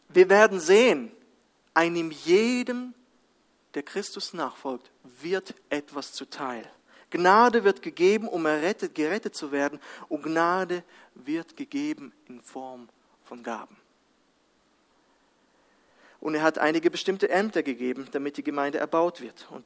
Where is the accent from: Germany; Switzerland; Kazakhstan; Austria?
Kazakhstan; kam mir äh, ein anderes Bild aus meiner Kindheit in Kasachstan.